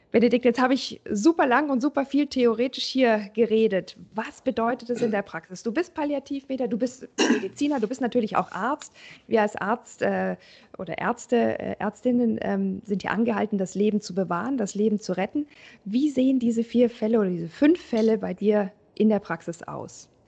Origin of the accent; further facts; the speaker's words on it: Germany; bei uns in Deutschland